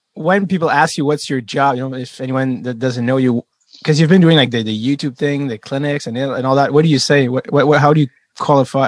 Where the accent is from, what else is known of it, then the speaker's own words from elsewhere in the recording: Montreal, Quebec, Canada; as a French Canadian kid growing up in Montreal